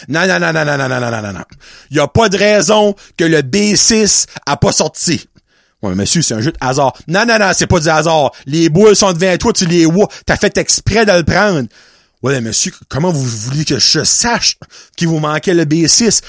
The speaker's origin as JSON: {"language": "French", "area": "Chaleur region, Acadia", "region": "New Brunswick", "country": "Canada", "said": "Nous sommes la région Chaleur"}